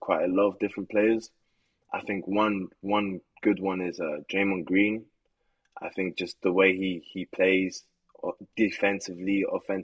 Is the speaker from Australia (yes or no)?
no; England, United Kingdom; moved away; also born or lived in United States / Poland; I was born in America, but I left when I was really young to England. I lived in England most of my life.